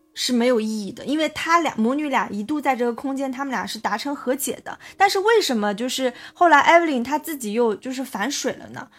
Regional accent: China; 杨就是我们中国人姓杨的那个杨

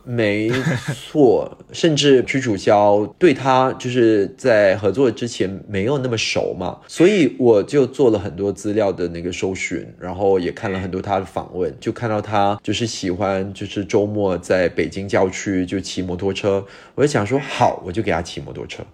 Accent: Singapore; first language English; Chinese is a second language; moved away as an adult; also born or lived in United Kingdom; 我自己在新加坡长大，后面又去了英国深造，在英国待了十五年的时间

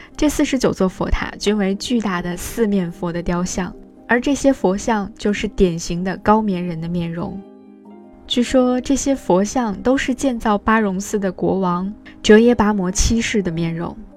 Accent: China; 在我们中国人的印象当中

